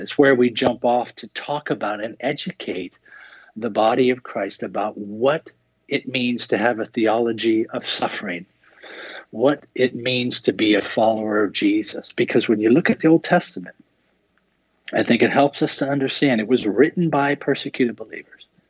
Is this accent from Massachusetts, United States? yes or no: no; Seattle, Washington, United States; I grew up in Seattle